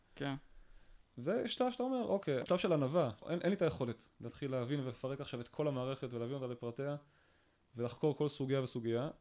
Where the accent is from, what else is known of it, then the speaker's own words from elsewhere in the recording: Kiryat Tiv'on, Northern District, Israel; כשאני גדלתי בקריית טבעון בשנות ה-90 פחות או יותר